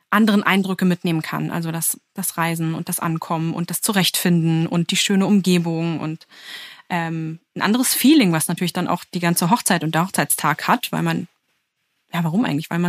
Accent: Berlin, Germany; Ich komme aus Berlin. Ich spreche gut Englisch und ich habe auch vor, danach wieder zurück nach Berlin zu gehen.

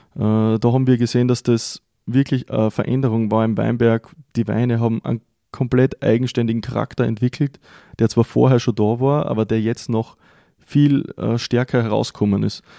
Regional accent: Styria, Austria; bei uns in der Steiermark

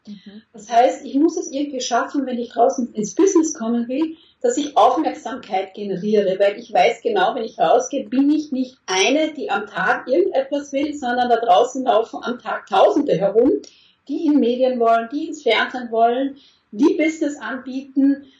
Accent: Austria; moved away as an adult; now in Germany; vorher in Österreich, ich bin Österreicherin und dann in den letzten sieben Jahren in Deutschland

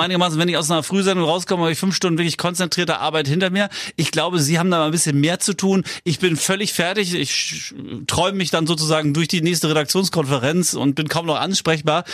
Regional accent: Schleswig-Holstein, Germany; als Schleswig-Holsteiner

